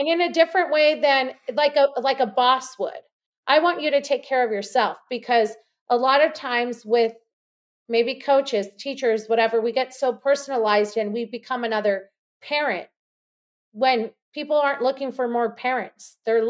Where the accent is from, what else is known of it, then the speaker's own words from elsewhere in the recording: Los Angeles, California, United States; now in Austin, United States; And you did say I was from Los Angeles. I am from Los Angeles. I currently live in Austin, Texas.